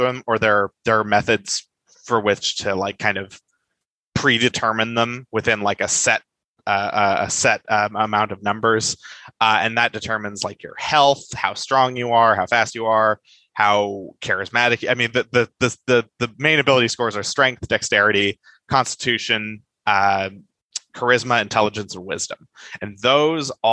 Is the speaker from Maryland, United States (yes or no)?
no; California, United States; I'm a Californian